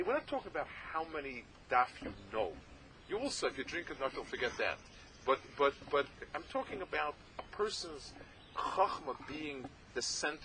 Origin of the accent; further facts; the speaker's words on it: New York City, New York, United States; I was growing up in the East Side